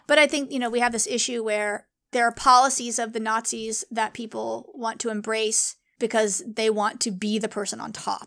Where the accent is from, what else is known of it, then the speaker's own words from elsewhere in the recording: San Diego, California, United States; I grew up in San Diego